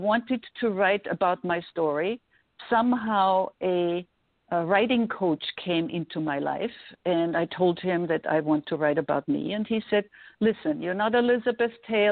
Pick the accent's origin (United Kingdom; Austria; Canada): Austria; Vienna; English is a second language; moved away as an adult; also born or lived in New York; now in Los Angeles, United States; I was growing up in Vienna